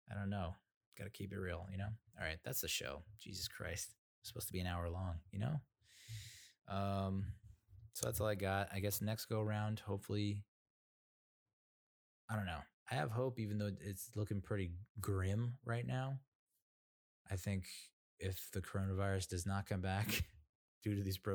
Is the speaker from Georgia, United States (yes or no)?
no; New Jersey, United States; also born or lived in Massachusetts / Rhode Island / North Carolina; you know I I grew up in mostly in New Jersey, you know, Massachusetts, Rhode Island, North Carolina.